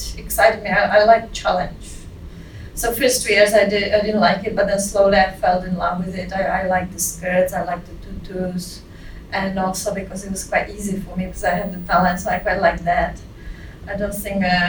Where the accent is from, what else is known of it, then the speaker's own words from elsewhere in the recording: Prague, Czechia; moved away as an adult; also born or lived in Scotland; now in London, United Kingdom; I grew up in Czechoslovakia still, yeah. But it's the Czech Republic now. I am from Prague.